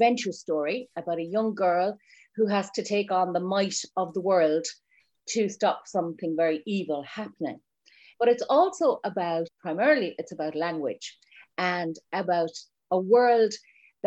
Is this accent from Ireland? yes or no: yes; Ireland; being Irish